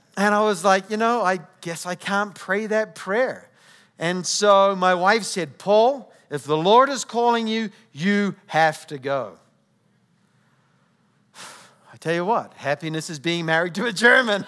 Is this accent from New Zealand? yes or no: yes; New Zealand; accent: New Zealand; moved away; I come from New Zealand. So if you're trying to figure out where my accent comes from, uh, New Zealand